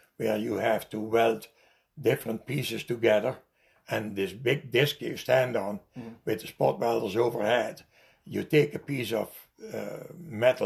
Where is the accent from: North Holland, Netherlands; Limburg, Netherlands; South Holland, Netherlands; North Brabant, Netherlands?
North Brabant, Netherlands; English is a second language; moved away; "Brabant." That's the province where I come from, Noord-Brabant